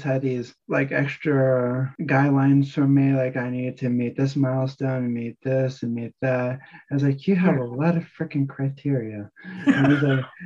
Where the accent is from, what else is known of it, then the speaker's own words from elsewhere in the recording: New Jersey, United States; moved away; I was cursing when I was growing up in New Jersey